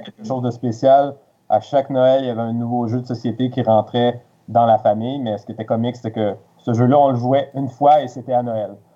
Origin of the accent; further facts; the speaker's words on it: Quebec City, Quebec, Canada; moved away as an adult; now in Montreal, Canada; je suis originaire de Québec